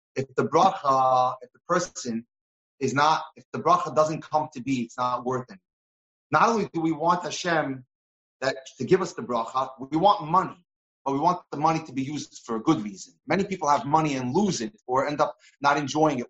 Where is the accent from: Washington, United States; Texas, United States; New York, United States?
New York, United States; when I was growing up in New York